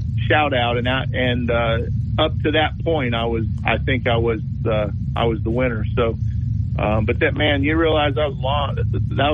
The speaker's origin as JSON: {"language": "English", "town": "Marietta", "region": "Georgia", "country": "United States", "said": "I'm from Marietta"}